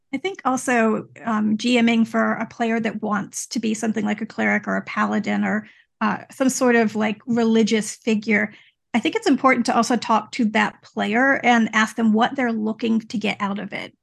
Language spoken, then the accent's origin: English; Louisiana, United States; I grew up in Louisiana